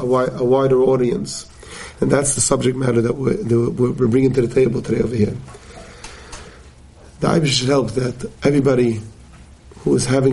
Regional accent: Forest Hills, New York, United States; I grew up here in Forest Hills many more years than I care to think, and literally davened down the road at the Queens Jewish Center.

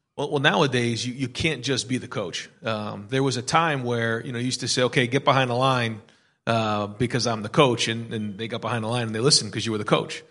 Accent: Manchester, New Hampshire, United States; moved away as an adult; now in Columbus, United States; my wife and I grew up in Manchester, New Hampshire

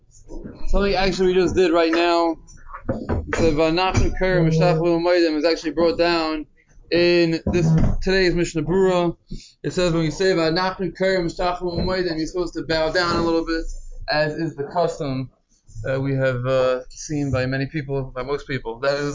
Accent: United States; moved away; I'm from Muncie, I know the Yaki Shishul near my parents' house

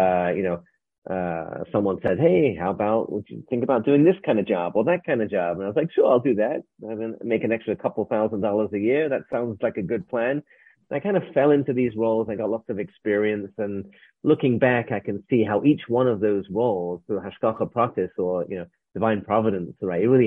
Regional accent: England, United Kingdom; moved away as an adult; now in United States; I arrived in America. I'm from England. I arrived in America in 1994

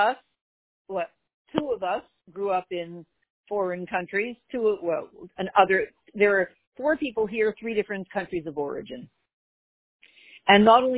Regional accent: Montreal, Quebec, Canada; when I grew up in Montreal, the only people who spoke French were not Jewish

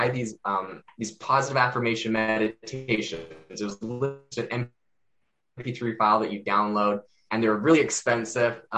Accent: Canada; now in Arizona, United States; Originally, I'm from Canada

